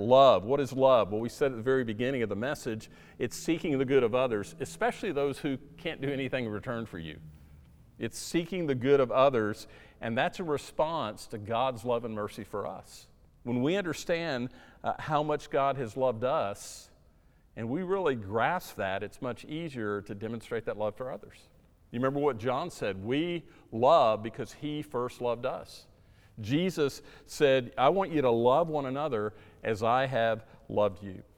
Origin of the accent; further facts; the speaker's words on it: South Florida, United States; moved away; where I grew up in South Florida